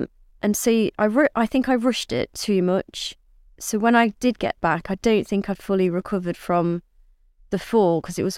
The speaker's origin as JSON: {"language": "English", "town": "Southwell", "region": "East Midlands", "country": "United Kingdom", "tie": "born or raised there", "said": "my first ever ride on a race course was at my hometown at Southwell"}